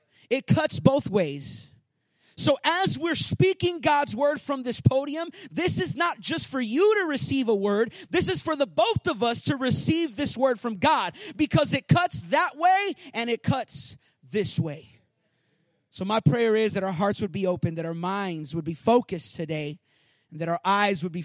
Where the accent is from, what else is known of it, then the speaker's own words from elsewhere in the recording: Puerto Rico; moved away; I grew up in Puerto Rico